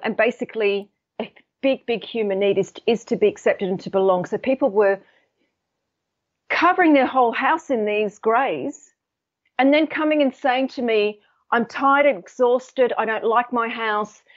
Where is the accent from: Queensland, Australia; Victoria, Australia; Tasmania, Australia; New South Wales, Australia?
New South Wales, Australia; Sydney; now in United Kingdom; I'm actually based in the U K, but I'm, I'm from Sydney